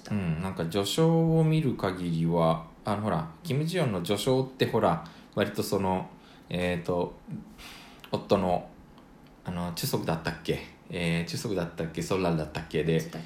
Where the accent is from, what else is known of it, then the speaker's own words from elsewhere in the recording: Japan; also born or lived in South Korea; 日本生まれ韓国在住経験あり仕事でたまに聞きしている日本人